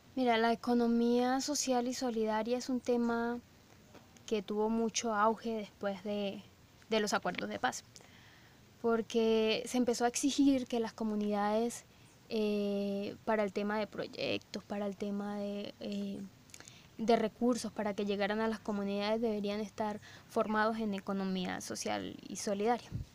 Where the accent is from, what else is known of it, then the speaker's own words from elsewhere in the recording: Aguachica, Cesar, Colombia; moved away as an adult; now in Ocaña, Colombia; yo nací en el, en el César, en un pueblo que se llama Yacucho César